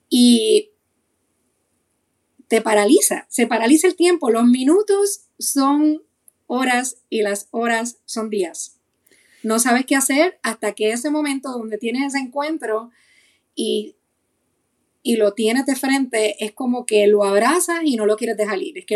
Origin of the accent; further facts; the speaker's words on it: Puerto Rico; moved away; Cuando nosotros nos mudamos de Puerto Rico para acá, hace siete años, escapando de la criminalidad y escapando de muchas cosas